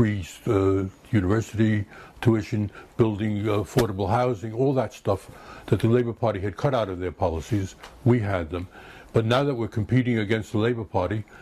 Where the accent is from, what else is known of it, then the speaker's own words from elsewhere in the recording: United States; moved away as an adult; now in United Kingdom; as an American coming from the chaos of American health service